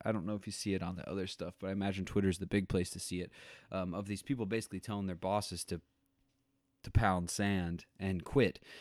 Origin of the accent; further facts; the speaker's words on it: Tornado Alley, United States; also born or lived in Missouri; growing up in Tornado Alley myself